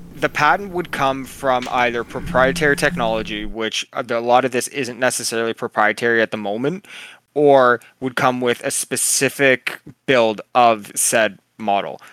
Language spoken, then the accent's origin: English; Canada; I'm Canadian